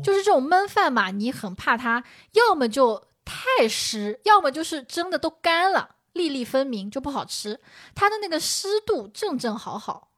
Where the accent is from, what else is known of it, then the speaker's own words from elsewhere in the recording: Shaoxing, Zhejiang, China; now in Shanghai, China; 非常符合我绍兴人的口味的